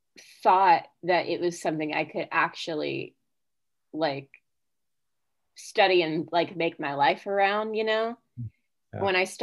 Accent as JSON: {"language": "English", "area": "Oldham County", "region": "Kentucky", "country": "United States", "tie": "born or raised there", "said": "growing up even in Louisville, but I grew up in Oldham County, so there was like less."}